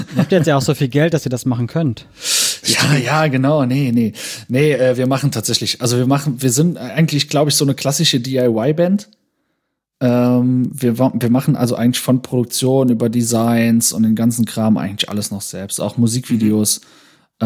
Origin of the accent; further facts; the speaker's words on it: Saarland, Germany; bei uns im Saarland in Neunkirchen